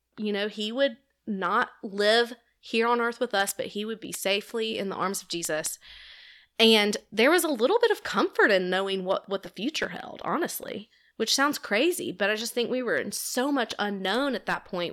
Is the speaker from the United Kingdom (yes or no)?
no; Homewood, Alabama, United States; also born or lived in Auburn, Alabama; I grew up here in Homewood, went to Homewood High School